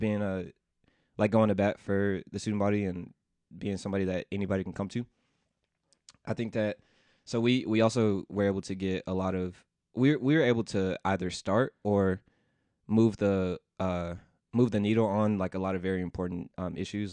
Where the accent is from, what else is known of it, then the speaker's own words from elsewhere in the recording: Memphis, Tennessee, United States; moved away as an adult; also born or lived in Washington, D.C.; I grew up in Memphis, Tennessee